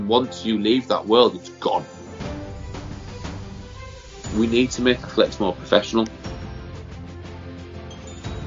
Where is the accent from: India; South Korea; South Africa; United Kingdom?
United Kingdom; Middlesbrough, North East England; moved away as an adult; also born or lived in Newcastle / London; I grew up in Middlesbrough, sort of born and bred here